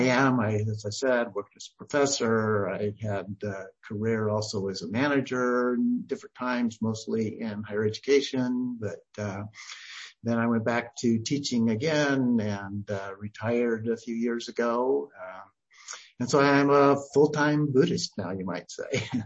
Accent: Idaho, United States; moved away as an adult; also born or lived in McMinnville, Oregon / Oregon; then we moved to Idaho where I was raised and went to uh, Idaho State University

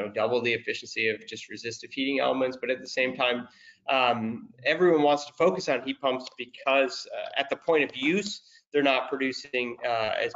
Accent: United States; being American and not speaking Italian

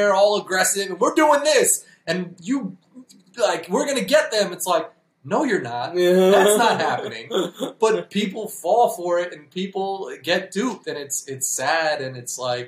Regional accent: New York, United States; we're from New York

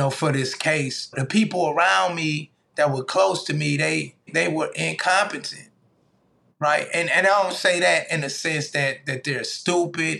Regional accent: Flint, Michigan, United States; I grew up in Flint, Michigan, a long way from New York.

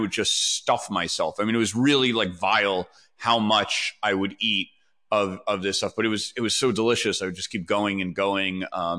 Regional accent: New York City, New York, United States; I grew up in New York, but like I grew up very, very sheltered.

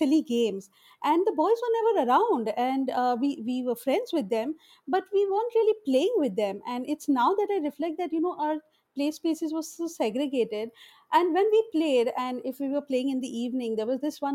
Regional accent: Mumbai, Maharashtra, India; I grew up in a Muslim ghetto in Bombay, in Madanpura

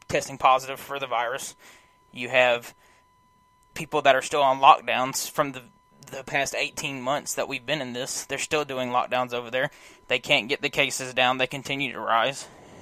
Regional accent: United States; as an American

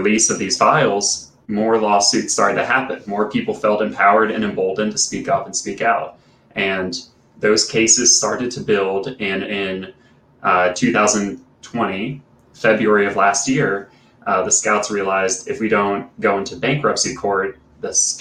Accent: South Carolina, United States; a camp in the foothills of Appalachia, right in my home state of South Carolina

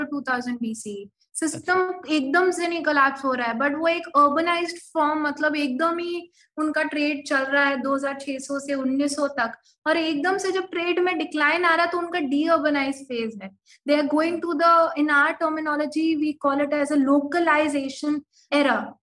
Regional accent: Delhi, India; मैं हम्म। दिल्ली से हूँ और मैं दरियागंज में रहती हूँ

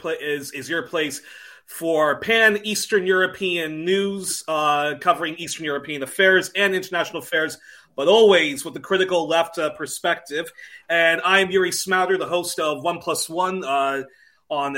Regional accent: Belgium; growing up in Belgium

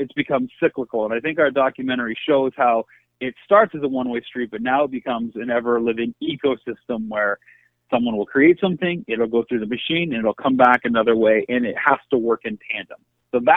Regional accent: Canada; also born or lived in United States; being a Canadian, growing up as an outsider by default

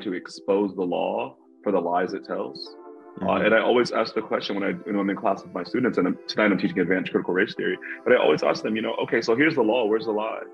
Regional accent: Kansas City, Kansas, United States; I grew up both in Kansas City and then in like Southeast Kansas and rural Kansas

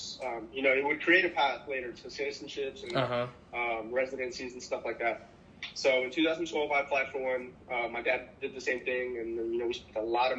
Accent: Dallas, Texas, United States; moved away as an adult; also born or lived in Corpus Christi, Texas; now in Mexico; I grew up normally in South Dallas

